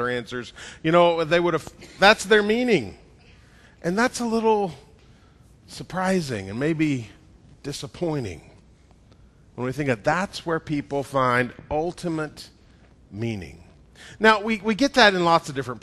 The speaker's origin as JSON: {"language": "English", "region": "Georgia", "country": "United States", "said": "I'm from Georgia"}